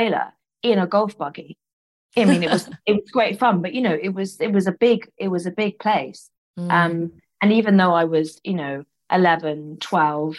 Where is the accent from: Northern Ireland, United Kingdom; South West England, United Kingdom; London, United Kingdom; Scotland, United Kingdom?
London, United Kingdom; growing up in London